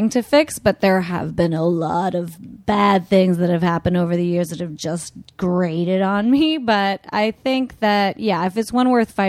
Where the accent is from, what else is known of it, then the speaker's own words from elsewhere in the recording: Canada; now in Los Angeles, United States; I'm Canadian